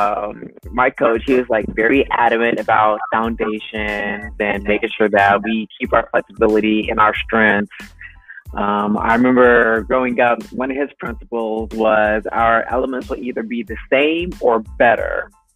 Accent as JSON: {"language": "English", "town": "Jacksonville", "region": "Florida", "country": "United States", "tie": "born or raised there", "also_born_or_lived": "Hawaii / Washington State", "moved": "as an adult", "said": "my hometown in Jacksonville"}